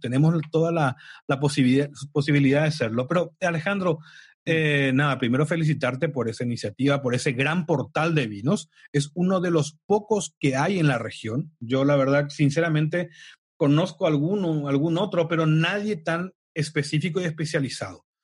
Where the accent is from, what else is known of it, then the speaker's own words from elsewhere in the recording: Paraguay; moved away as an adult; yo soy de Paraguay, que viví hasta los 25 años, 24, 25 años en Paraguay de forma constante